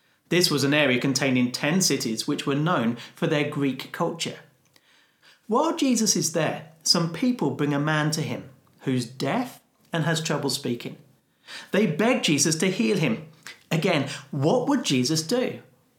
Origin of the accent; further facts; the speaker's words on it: United Kingdom; as a Brit